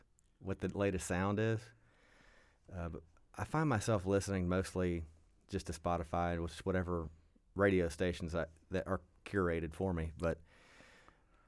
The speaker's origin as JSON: {"language": "English", "town": "Berea", "region": "Kentucky", "country": "United States", "tie": "born or raised there", "also_born_or_lived": "Waco, Kentucky / New York", "lives_now": "Richmond, United States", "said": "I love Kentucky. I love being from here, and I was, Berea, Kentucky is my hometown"}